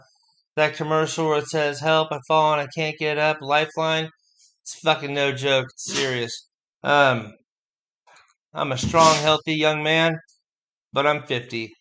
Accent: United States; being an American, being in the melting pot as it is

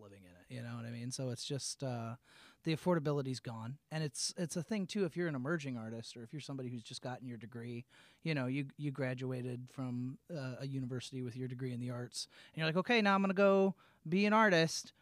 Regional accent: Peoria, Illinois, United States; moved away as an adult; also born or lived in New York City / Long Island; now in Lansing, United States; growing up in Peoria

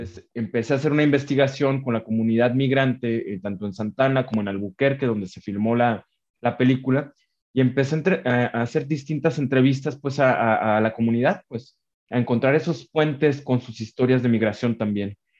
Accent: Mexico; also born or lived in Guadalajara, Mexico; como realizador mexicano

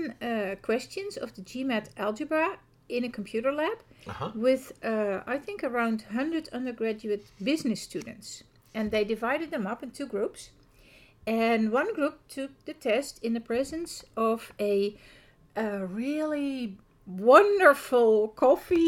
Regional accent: Netherlands; accent: Dutch; first language Dutch; English is a second language; coming from the Netherlands, as you can hear from my accent

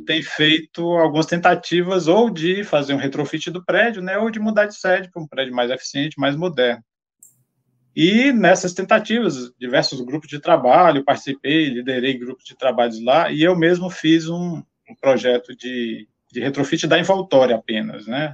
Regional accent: Ceará, Brazil; eu sou lá do, do Ceará, né? Formei na Universidade Federal do Ceará

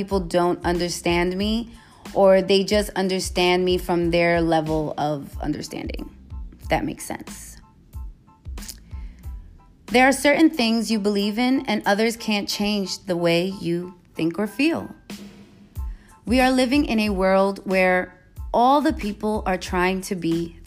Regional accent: New York City, New York, United States; also born or lived in Los Angeles / San Francisco Bay Area; now in Las Vegas, United States; I am from New York. I'm from the Bronx. Moved from the Bronx to LA, from LA to the Bay, from the Bay to Vegas

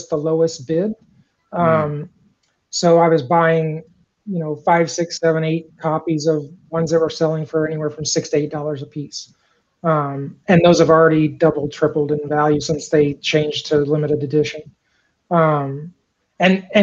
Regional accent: East Central Illinois, United States; I grew up in East Central Illinois.

